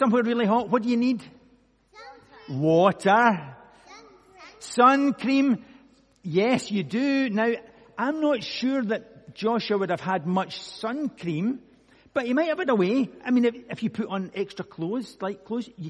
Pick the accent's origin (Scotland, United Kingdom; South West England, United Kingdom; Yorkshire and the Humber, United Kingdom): Scotland, United Kingdom; I'm from Scotland